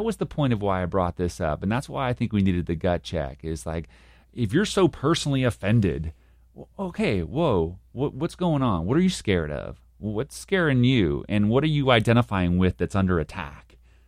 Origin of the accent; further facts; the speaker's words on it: Texas, United States; you don't like me because I'm a Texan, so I have to be a double strong Texan.